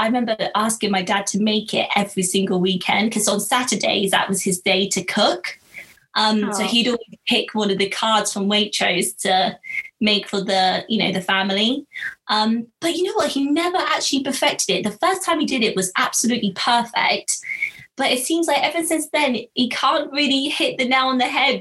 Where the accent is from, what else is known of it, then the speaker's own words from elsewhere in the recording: Marlborough, South West England, United Kingdom; I grew up in Marlborough